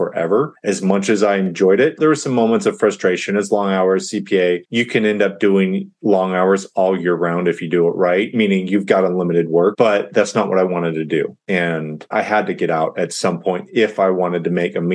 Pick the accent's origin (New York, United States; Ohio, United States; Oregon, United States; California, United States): California, United States; moved away as an adult; also born or lived in Dallas; I grew up in California